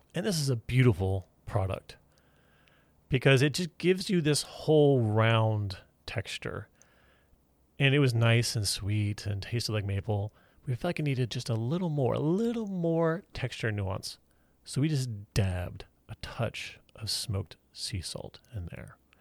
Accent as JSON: {"language": "English", "town": "Houston", "region": "Texas", "country": "United States", "tie": "born or raised there", "moved": "yes", "said": "I grew up in Houston, Texas"}